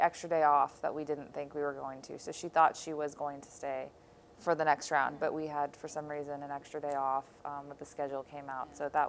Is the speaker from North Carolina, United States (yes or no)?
no; Buffalo, New York, United States; born there; I mean, I was born here, and now that we're back here, I usually just say it's my hometown